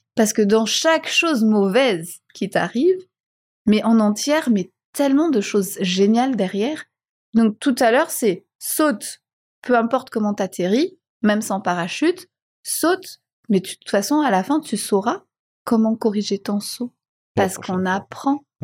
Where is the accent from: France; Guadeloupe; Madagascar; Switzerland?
Madagascar; moved away; also born or lived in Réunion / Belgium / Budapest; je suis malgache, je suis fier de l'être, je suis née à Madagascar